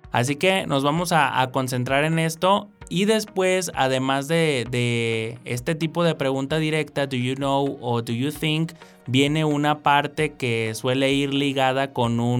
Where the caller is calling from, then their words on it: State of Mexico, Mexico; Hola, ¿qué tal? … Soy del Estado de México